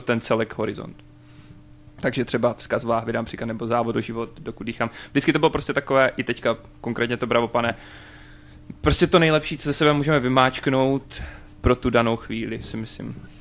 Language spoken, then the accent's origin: Czech; Luhačovice, Zlín Region, Czechia; u nás v Luhačovicích